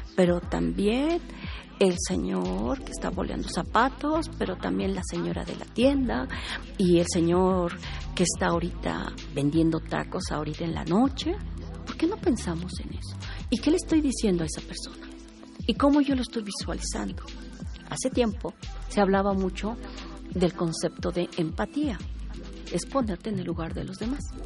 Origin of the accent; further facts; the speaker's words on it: Mexico; nos descubrimos como mexicanos